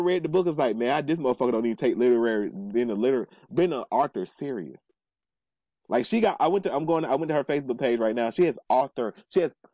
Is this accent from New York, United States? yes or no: yes; New York, United States; I'm a New Yorker